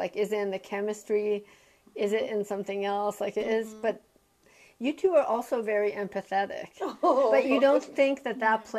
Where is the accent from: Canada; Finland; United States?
Canada; so I was born in Canada. My parents actually came from Iran for their medical residencies, and they thought they'd be going back to Iran.